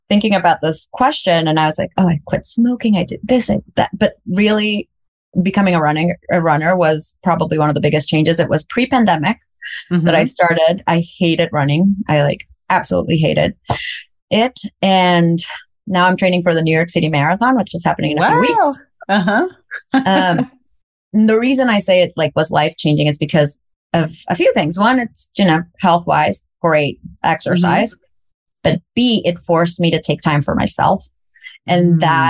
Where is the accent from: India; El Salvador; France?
El Salvador; moved away; I grew up in El Salvador through the war.